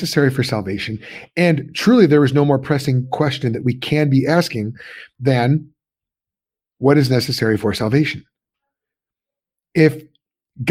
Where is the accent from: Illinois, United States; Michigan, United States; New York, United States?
Illinois, United States; suburbs of Chicago; moved away as an adult; also born or lived in Pennsylvania; I'm from Illinois originally, suburbs of Chicago